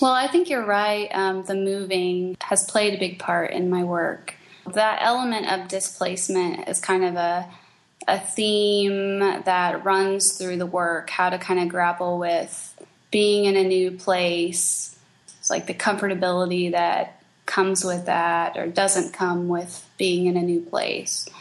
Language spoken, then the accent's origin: English; Kansas City, United States; also born or lived in Springfield, Missouri / Albuquerque, New Mexico; now in St. Louis, United States; I grew up in Kansas City